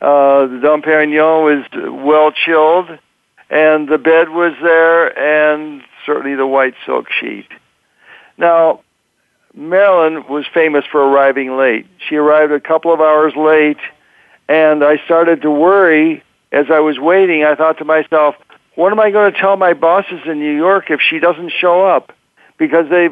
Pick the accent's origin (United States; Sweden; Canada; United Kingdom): Canada; moved away; growing up in Canada where I came from